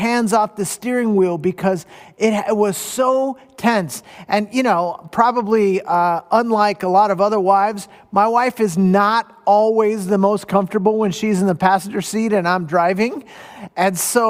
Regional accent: Southern California, United States; Now, I grew up in Southern California. I'm a beach boy.

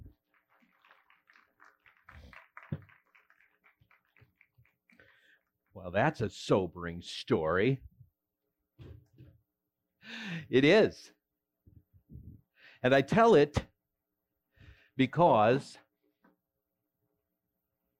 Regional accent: West Central Minnesota, United States; I was born and raised in West Central Minnesota to a church-going family

